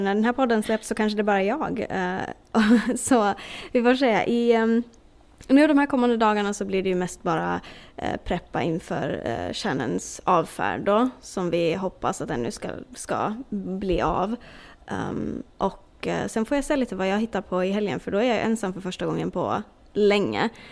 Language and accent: Swedish; Åland Islands; moved away as an adult; now in Florida, United States; Jag har jobbat på motorfordonsbyrån hemma på Åland